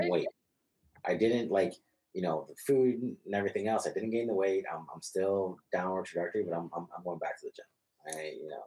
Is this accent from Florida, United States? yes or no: yes; Florida, United States; moved away; I'm Hispanic, so I grew up in Florida